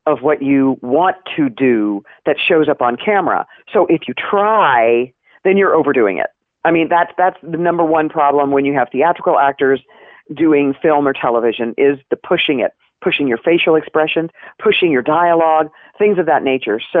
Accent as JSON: {"language": "English", "town": "Knoxville", "region": "Tennessee", "country": "United States", "tie": "born or raised there", "said": "I grew up in Knoxville, Tennessee. Go Vols!"}